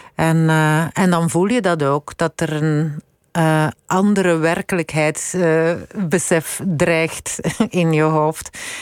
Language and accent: Dutch; Londerzeel, Flanders, Belgium; also born or lived in Dendermonde / Brussels / United States; ik ben eigenlijk eh, opgegroeid in, in Londerzeel. Ik, ik ben in Dendermonde alleen maar geboren.